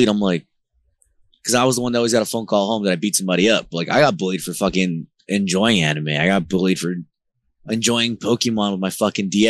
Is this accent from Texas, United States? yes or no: no; Newark, New Jersey, United States; also born or lived in California / Elizabeth, New Jersey / Honduras; I grew up in the hood of Jersey. I grew up in Newark and I also grew up in Elizabeth